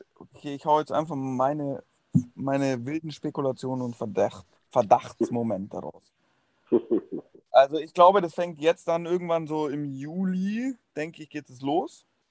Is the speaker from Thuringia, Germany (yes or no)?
no; Munich, Bavaria, Germany; Sage ich jetzt auch als Münchner